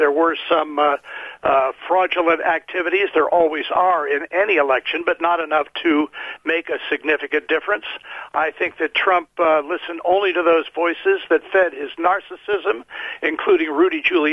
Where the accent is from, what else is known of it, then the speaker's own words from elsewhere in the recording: United States; as an American